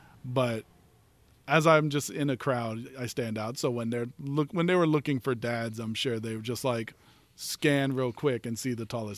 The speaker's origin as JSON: {"language": "English", "region": "Texas", "country": "United States", "moved": "yes", "lives_now": "Los Angeles, United States", "said": "I'm from Texas."}